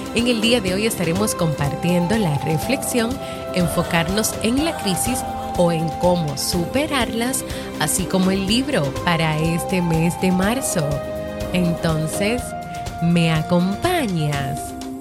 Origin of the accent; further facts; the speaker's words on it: Dominican Republic; aquí en mi país, República Dominicana